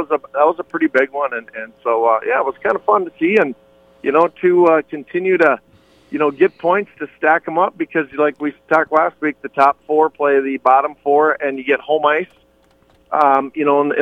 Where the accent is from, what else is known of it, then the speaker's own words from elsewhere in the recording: Minnesota, United States; we're from Minnesota